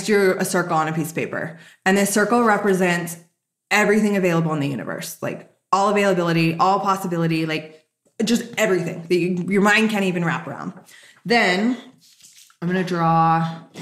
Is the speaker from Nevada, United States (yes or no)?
yes; Las Vegas, Nevada, United States; I grew up in Vegas